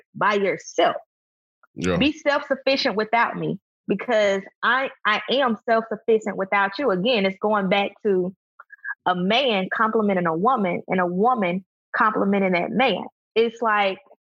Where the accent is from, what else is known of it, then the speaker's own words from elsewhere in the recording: Birmingham, Alabama, United States; also born or lived in Huntsville, Alabama; The friends that I grew up with in Birmingham